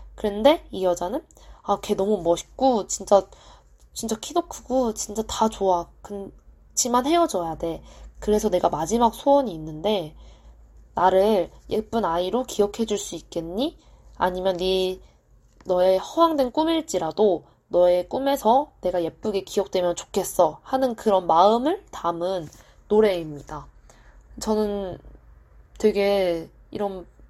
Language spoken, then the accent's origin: Korean; South Korea; 저는 토종 한국인이기 때문에